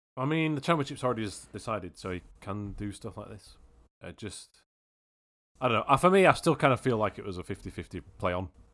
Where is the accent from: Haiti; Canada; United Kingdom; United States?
United Kingdom; I'm British.